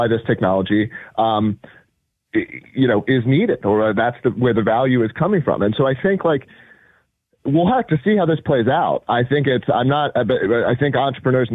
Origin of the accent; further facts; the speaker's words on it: United States; as an American